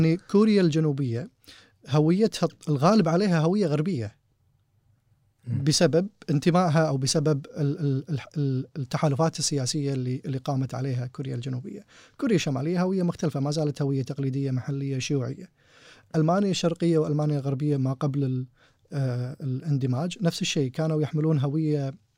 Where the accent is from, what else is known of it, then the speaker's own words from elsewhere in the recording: Kuwait; احنا كويتيين